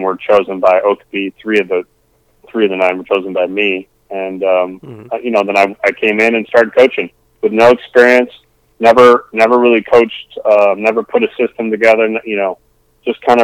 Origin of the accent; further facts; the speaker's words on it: Northern Michigan, United States; moved away as an adult; also born or lived in Petoskey; when I came from Northern Michigan at that time, I graduated in 1998